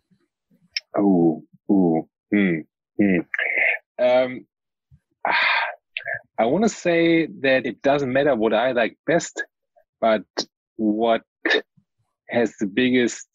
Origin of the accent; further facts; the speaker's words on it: Germany; I'm from Germany.